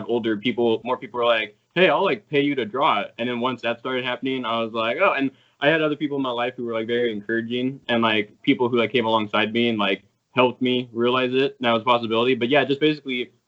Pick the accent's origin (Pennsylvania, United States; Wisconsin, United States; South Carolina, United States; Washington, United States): Washington, United States; I'm from Washington State in the U.S.